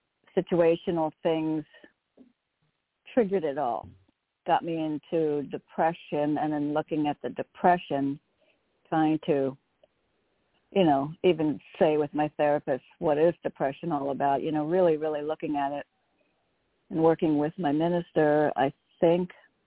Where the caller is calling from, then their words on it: Connecticut, United States; from Connecticut.